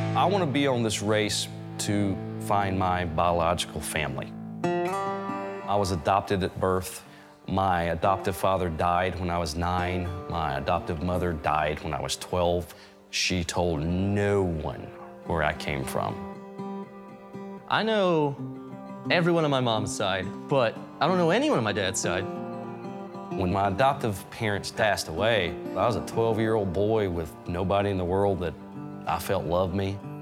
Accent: Concord, North Carolina, United States; accent: twang; we're from Concord, North Carolina

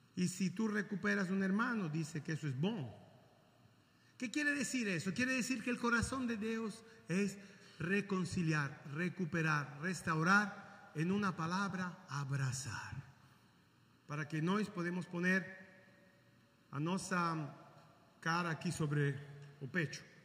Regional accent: Caracas, Capital District, Venezuela; now in Italy; nací en Venezuela, en Caracas.

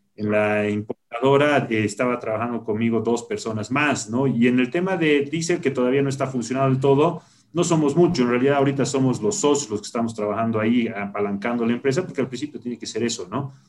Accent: La Paz, Bolivia; nací en La Paz

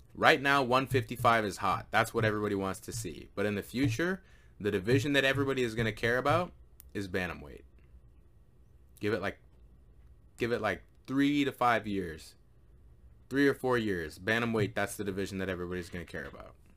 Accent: Canada; I am a Canadian

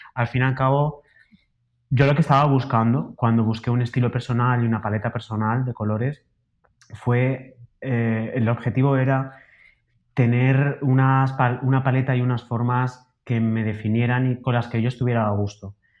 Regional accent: Alicante, Valencian Community, Spain; now in Madrid, Spain; yo soy de Alicante, de una ciudad de la costa de, España

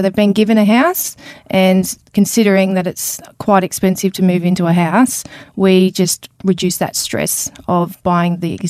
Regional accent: Brisbane, Queensland, Australia; born there; No, I was born in Brisbane. I'm an army child

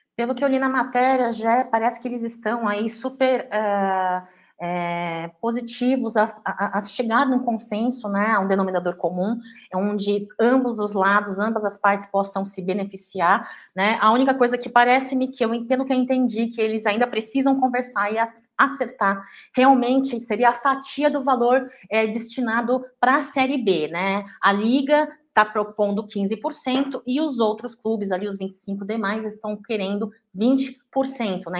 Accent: São Paulo, Brazil; eu estou em São Paulo, de volta à minha terra, à minha casa

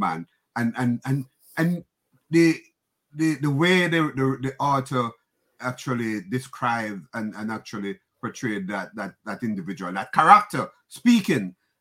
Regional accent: Jamaica; now in New York, United States; I'm from the Caribbean, Jamaica

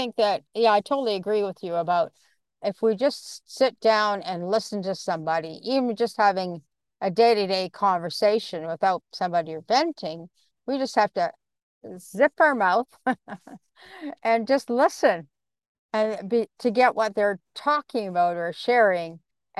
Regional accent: Canada; And then the other thing is I'm a Canadian too, so only I'm on the West Coast part and you are on the East Coast part.

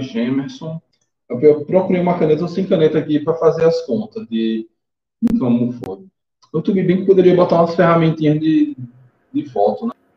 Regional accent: Nossa Senhora do Socorro, Sergipe, Brazil; also born or lived in Rio de Janeiro / Aracaju; eu cresci em Socorro. É, eu, minha família, quando veio do Rio de Janeiro para cá, a gente morou uns quatro anos só no bairro industrial, e depois a gente foi para Marcos Freire

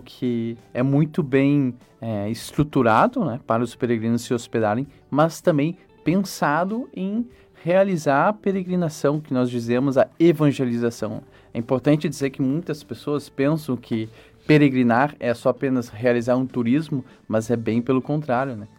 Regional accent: Canoas, Rio Grande do Sul, Brazil; eu sou de Canoas

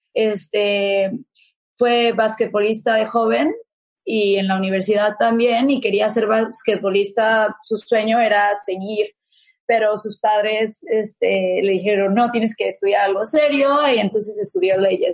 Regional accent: Mexico; moved away; usábamos en México

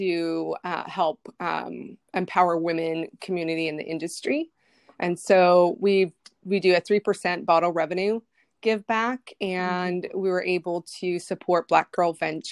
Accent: Pacific Northwest, United States; I'm from the Pacific Northwest area. So I've been here a long, long time. I graduated from University of Washington

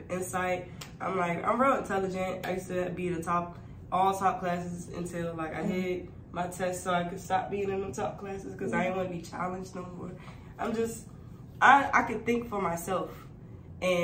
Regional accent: Prince George's County, Maryland, United States; PG, Maryland. Yes. born, raised here, about to turn 28 next month. So I've been here my whole life

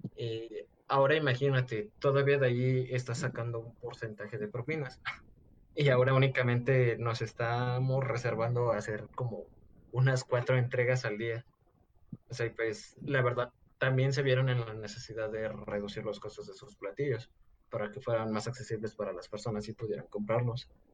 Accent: Mexico

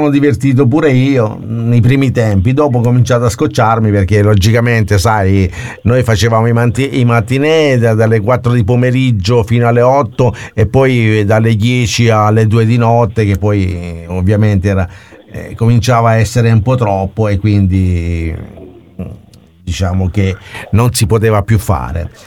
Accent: Abruzzo, Italy; Sono abruzzese, sì.

